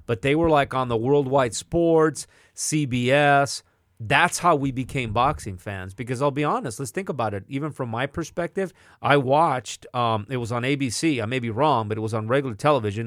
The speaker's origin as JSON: {"language": "English", "town": "Atwater", "region": "California", "country": "United States", "tie": "born or raised there", "moved": "yes", "said": "I grew up in Atwater"}